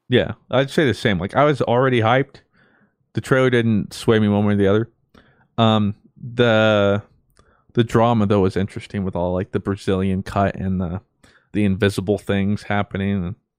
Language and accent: English; United States; us growing up in America